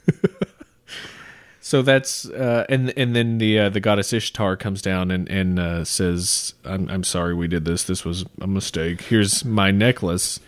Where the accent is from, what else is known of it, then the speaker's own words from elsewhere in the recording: United States; Growing up in America